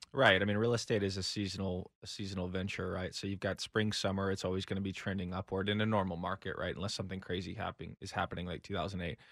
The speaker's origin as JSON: {"language": "English", "town": "Austin", "region": "Texas", "country": "United States", "tie": "born or raised there", "said": "I'm born and raised in Austin"}